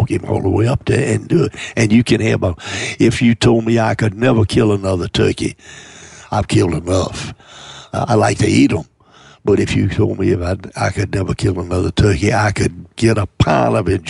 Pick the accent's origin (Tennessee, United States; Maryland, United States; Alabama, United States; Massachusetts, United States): Alabama, United States; Mobile; I was born in South Alabama, born in Mobile